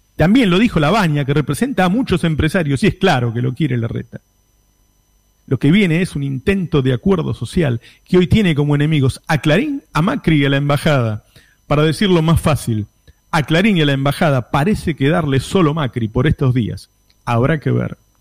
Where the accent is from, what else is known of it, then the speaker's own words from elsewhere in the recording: El Talar, Buenos Aires Province, Argentina; Me recordó mi niñez en la Villa La Paloma, en Talar